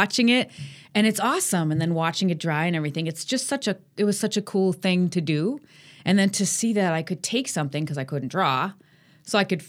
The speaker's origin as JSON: {"language": "English", "town": "Sheboygan", "region": "Wisconsin", "country": "United States", "tie": "born or raised there", "also_born_or_lived": "Milwaukee", "moved": "as an adult", "said": "what brought me to Milwaukee, because I grew up in Sheboygan"}